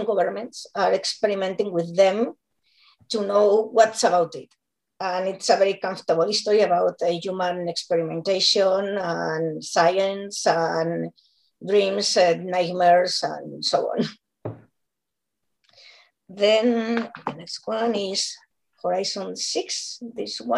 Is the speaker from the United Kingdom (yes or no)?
no; Barcelona, Catalonia, Spain; English is a second language; I'm from Barcelona